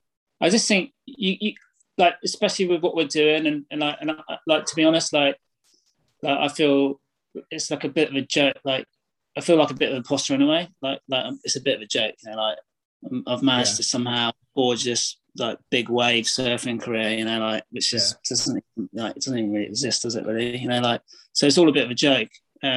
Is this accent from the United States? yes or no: no; England, United Kingdom; I'm the dude from England